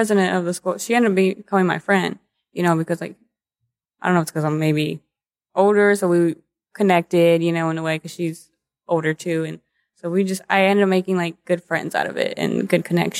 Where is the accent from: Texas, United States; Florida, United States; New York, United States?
Texas, United States; Dallas; You know, I was from the Dallas area.